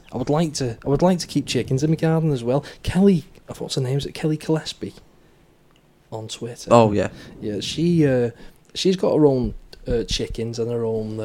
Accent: United Kingdom; as a British person

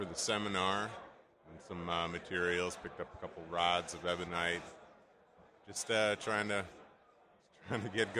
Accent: Woodstock, Illinois, United States; I'm from Woodstock, Illinois, about an hour from here.

